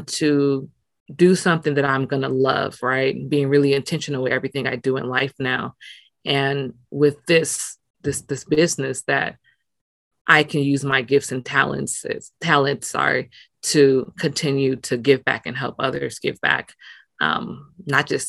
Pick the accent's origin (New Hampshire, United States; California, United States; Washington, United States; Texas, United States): California, United States; Los Angeles; moved away as an adult; also born or lived in Nigeria / Atlanta; growing up in South Central, but me being bused out to school in West